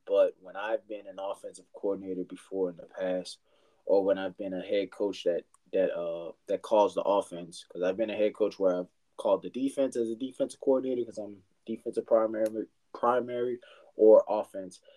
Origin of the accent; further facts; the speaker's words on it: Louisiana, United States; moved away as an adult; now in San Antonio, United States; I'm from Louisiana, but I've been in San Antonio about five years